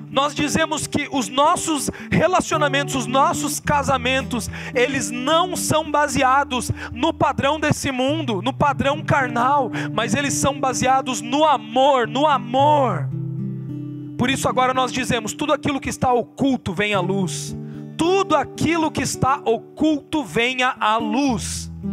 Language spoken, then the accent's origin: Portuguese; interior of Paraná, Brazil; eu sou do interior do Paraná